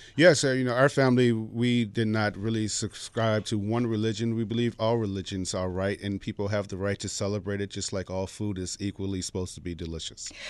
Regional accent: Chicago, Illinois, United States; I'm from the south side of Chicago

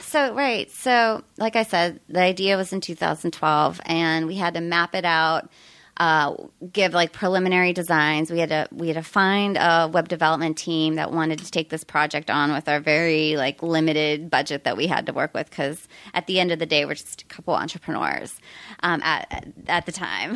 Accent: Pittsburgh, Pennsylvania, United States; moved away as an adult; also born or lived in Arizona / San Diego; now in Topanga, United States; originally from Pennsylvania

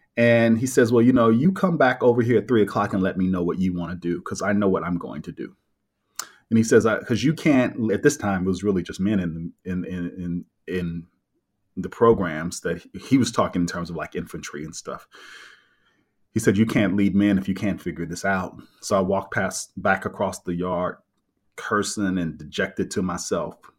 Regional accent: Kansas City, Missouri, United States; I was raised in Kansas City, Missouri, in the middle of the country.

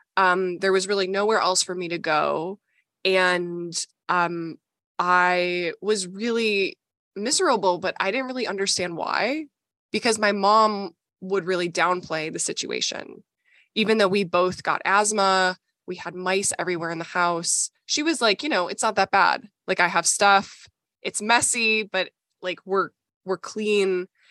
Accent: Minnesota, United States; I grew up in Minnesota

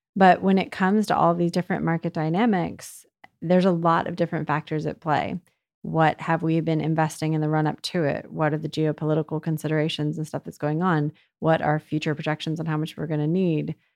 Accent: United States; I'm American

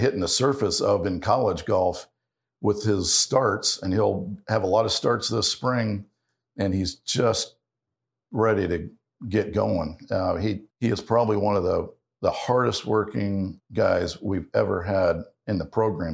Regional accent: Ohio, United States; growing up in Ohio

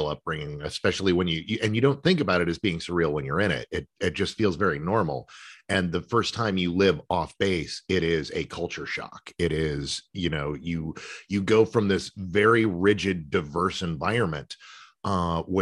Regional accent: San Antonio, Texas, United States; also born or lived in Michigan / New York / Arizona; I got to live in Michigan and New York and Arizona uh, and I was born here in Texas.

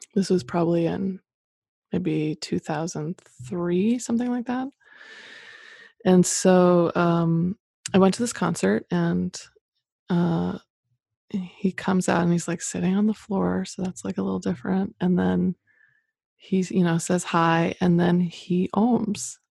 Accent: Boise, Idaho, United States; moved away as an adult; also born or lived in Boston; I grew up in Boise, Idaho

